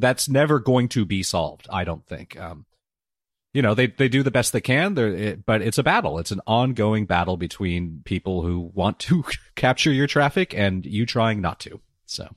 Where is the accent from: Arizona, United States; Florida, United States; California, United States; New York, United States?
California, United States; Southern; I, I grew up here in Southern California